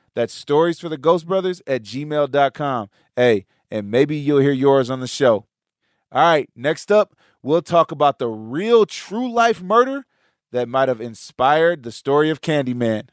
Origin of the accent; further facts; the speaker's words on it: Chicago, Illinois, United States; I grew up in the western suburbs